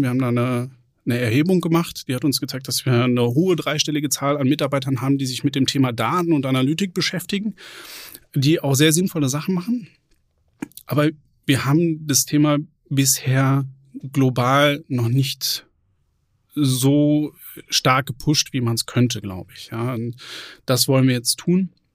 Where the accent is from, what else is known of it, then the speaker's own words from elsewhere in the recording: Lüdenscheid, North Rhine-Westphalia, Germany; moved away as an adult; also born or lived in Bochum / Bonn / Kronberg; Ich bin gebürtiger Sauerländer, am Rande des Sauerlands, in Lüdenscheid geboren, bin da zur Schule gegangen